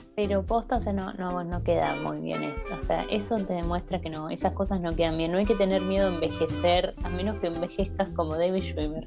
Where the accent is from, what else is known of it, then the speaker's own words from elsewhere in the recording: Argentina; Nosotros como buenos argentinos